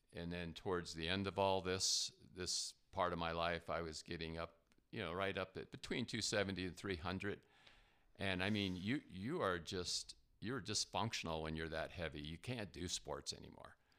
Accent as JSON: {"language": "English", "region": "New Jersey", "country": "United States", "tie": "born or raised there", "moved": "yes", "said": "I grew up in New Jersey"}